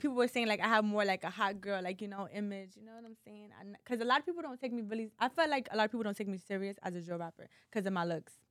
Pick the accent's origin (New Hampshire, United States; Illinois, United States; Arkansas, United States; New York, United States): New York, United States; New York City; also born or lived in Bronx; I'm from New York City, but I'm from Harlem